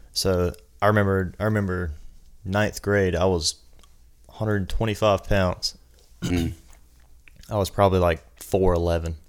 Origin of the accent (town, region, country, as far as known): New Ellenton, South Carolina, United States; born or raised there; also born or lived in Aiken, South Carolina